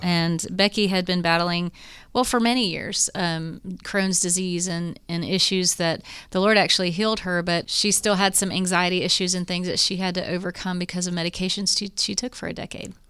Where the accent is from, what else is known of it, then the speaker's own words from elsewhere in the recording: Morrow, Ohio, United States; now in Tennessee, United States; we grew up in Morrow, which is close to here